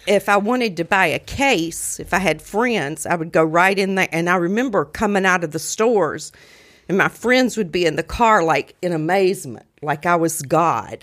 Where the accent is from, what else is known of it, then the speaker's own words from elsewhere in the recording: Mississippi, United States; moved away as an adult; I'm from Mississippi, but I've been up here almost forty years